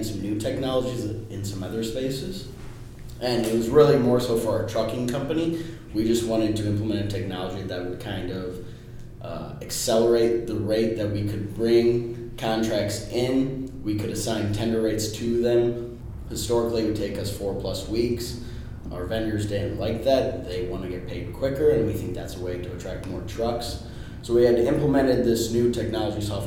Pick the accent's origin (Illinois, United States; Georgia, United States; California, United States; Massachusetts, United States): Illinois, United States; Chicago; also born or lived in Indiana; born and raised in Chicago